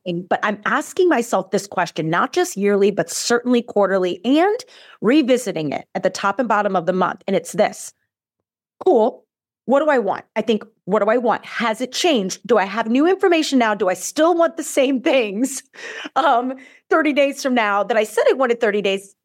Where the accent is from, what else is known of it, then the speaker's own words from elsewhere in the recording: Midwest, United States; now in Arizona, United States; I am born and raised in the Midwest. I live in Arizona now, but I'm a Midwestern girl.